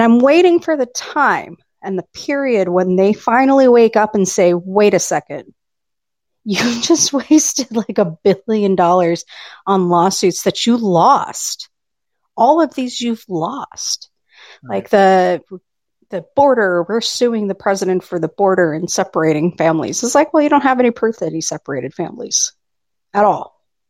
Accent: Arizona, United States; moved away as an adult; also born or lived in Washington State; I was born and raised in Arizona. And Arizona, we're pretty moderate.

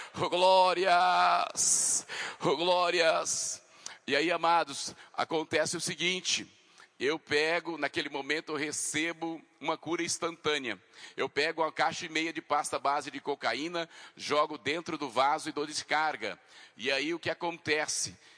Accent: Mato Grosso do Sul, Brazil; moved away as an adult; now in Mato Grosso, Brazil; eu sou lá do Mato Grosso do Sul. Eu vim para cá, para o Mato Grosso.

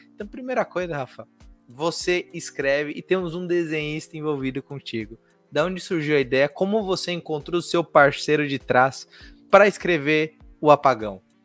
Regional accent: São Paulo, Brazil; eu nasci, sou criado em São Paulo

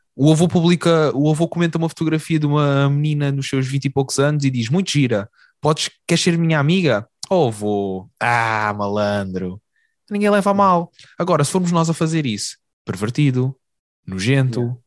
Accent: Algarve, Portugal; now in Lisbon, Portugal; nós, enquanto Algarvio e Alentejano

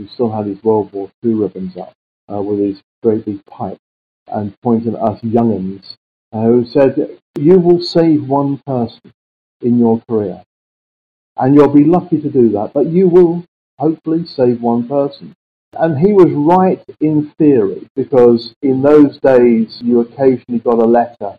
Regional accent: London, United Kingdom; I came from South London, so I knew many of the areas that they came from. I say my first person was Brixton. I went to a little school called Rosendale

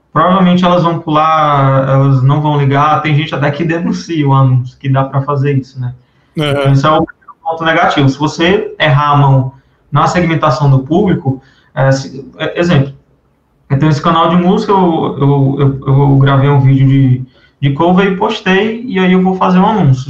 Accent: Fortaleza, Ceará, Brazil; eu sou aqui de Fortaleza, Ceará

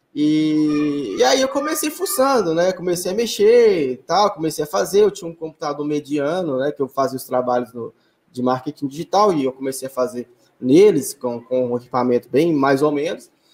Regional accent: Belo Horizonte, Minas Gerais, Brazil; also born or lived in Betim; Hoje eu voltei para Belo Horizonte, né, para a cidade onde eu nasci e, e, fui criado

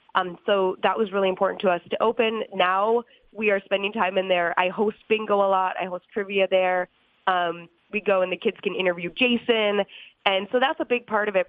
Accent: St. Cloud, Minnesota, United States; also born or lived in New Hampshire; I was born in New Hampshire but grew up in St. Cloud, Minnesota

